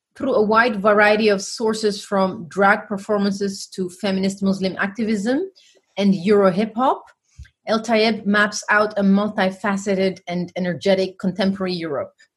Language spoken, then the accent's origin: English; Oromia, Ethiopia; now in Netherlands; I'm black first, and then African, then Ethiopian, then Oromo. From I'm from the Oromo ethnic uh, group